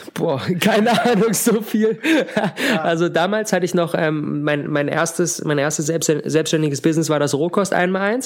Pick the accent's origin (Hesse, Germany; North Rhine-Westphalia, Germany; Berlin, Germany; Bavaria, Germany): Berlin, Germany; ich komme aus Berlin, ich wohne in Berlin